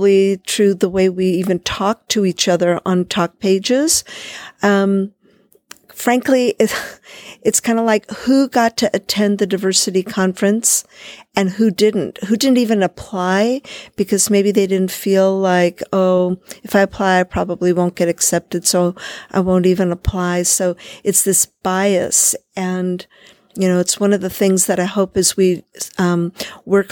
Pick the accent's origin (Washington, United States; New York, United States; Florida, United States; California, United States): California, United States; I'm from California